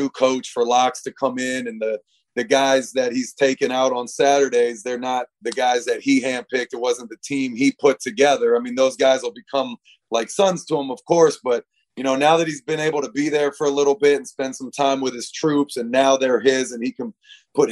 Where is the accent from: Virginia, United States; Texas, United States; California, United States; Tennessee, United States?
Virginia, United States; Alexandria; I'm from Alexandria, Virginia